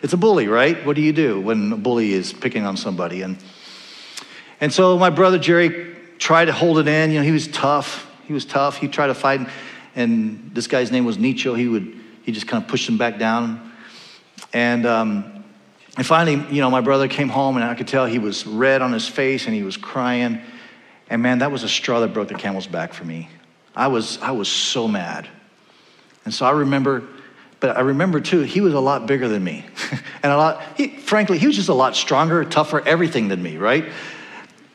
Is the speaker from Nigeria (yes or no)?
no; Panama; also born or lived in California; now in Iowa City, United States; I grew up in Panama, the country of Panama, and my neighborhood was called Nueva California, New California.